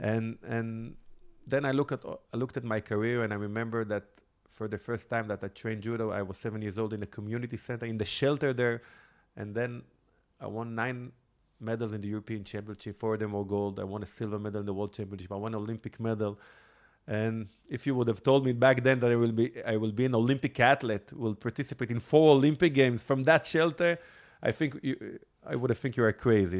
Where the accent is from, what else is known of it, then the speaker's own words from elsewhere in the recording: Israel; English is a second language; I grew up in Israel.